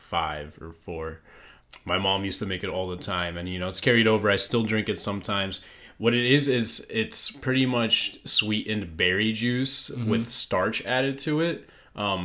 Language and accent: English; Ukraine; moved away; I was born in Ukraine